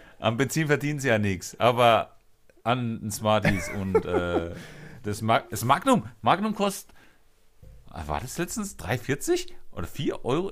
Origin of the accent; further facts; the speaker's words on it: Germany; wir in Deutschland